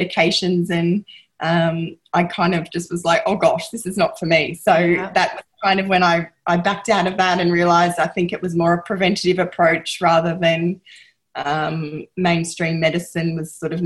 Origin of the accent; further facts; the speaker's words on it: Gippsland, Victoria, Australia; also born or lived in Melbourne; growing up in Gippsland